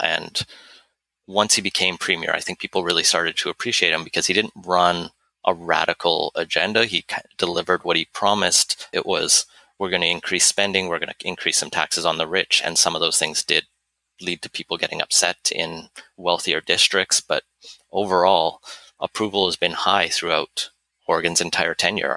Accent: Alberta, Canada; moved away as an adult; also born or lived in United Kingdom; now in British Columbia, Canada; I grew up in Alberta

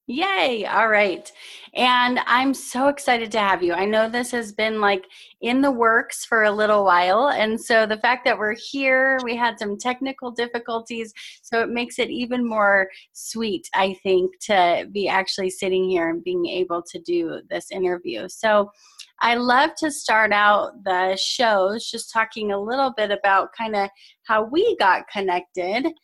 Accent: Southern California, United States; moved away as an adult; now in Colorado, United States; So I'm originally from Southern California.

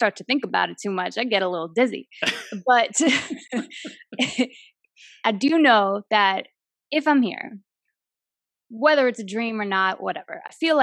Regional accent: United States; also born or lived in New Jersey; I'm from Queens and Jersey. It's in my DNA.

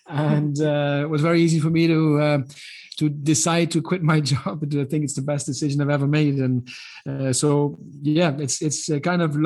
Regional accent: Netherlands; moved away; I grew up in the Netherlands

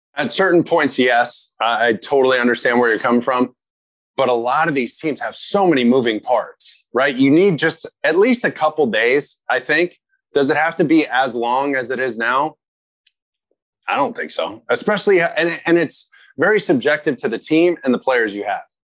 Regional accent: California, United States; I grew up here in California

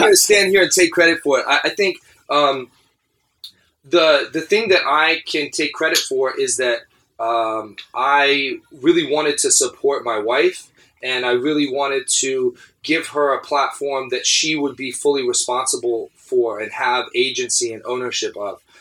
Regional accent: Atlanta, Georgia, United States; also born or lived in Philadelphia; I was born and raised in Atlanta, Georgia. Um, in downtown Atlanta, went to public schools

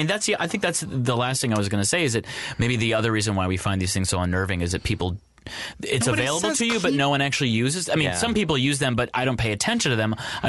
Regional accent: Ann Arbor, Michigan, United States; I grew up in Ann Arbor, Michigan, and my dad worked for Ford

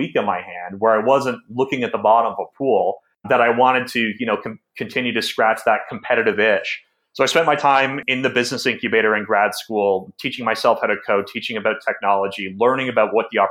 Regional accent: Newmarket, Ontario, Canada; also born or lived in Toronto; I grew up in Newmarket, Ontario. That's about 45 minutes north of Toronto.

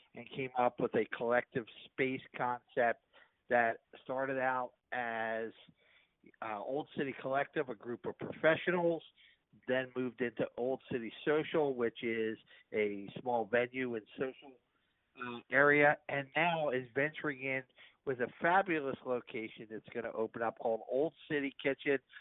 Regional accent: Philadelphia, Pennsylvania, United States; growing up in Philadelphia

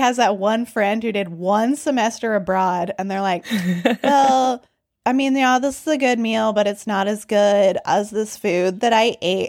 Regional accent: United States; moved away as an adult; now in Nepal; I'm American, but I'm doing sociolinguistic research in Nepal

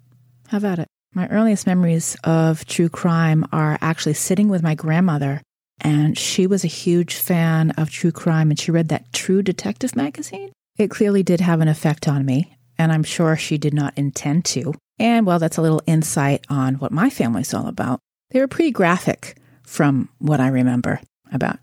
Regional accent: a small town outside of Boston, Massachusetts, United States; I'm from Massachusetts. I grew up in a small town outside of Boston, about 30 miles north

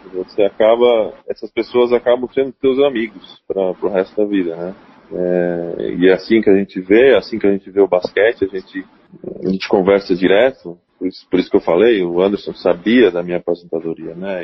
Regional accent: Blumenau, Santa Catarina, Brazil; como brasileiro, como blumenauense, como catarinense

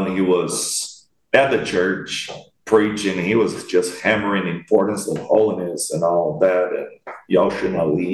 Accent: Brazil; I'm from Brazil

